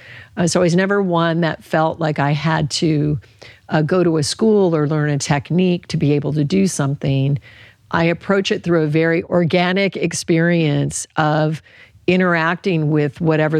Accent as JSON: {"language": "English", "region": "Alaska", "country": "United States", "tie": "born or raised there", "said": "And I grew up in Alaska. There were hardly any vegetables, in the long winters."}